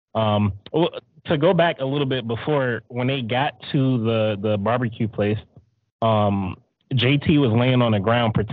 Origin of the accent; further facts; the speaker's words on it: Detroit, Michigan, United States; I grew up in Detroit